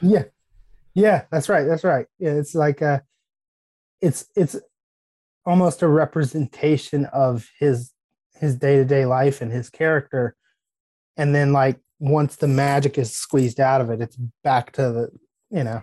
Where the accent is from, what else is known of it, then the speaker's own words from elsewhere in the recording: United States; As an American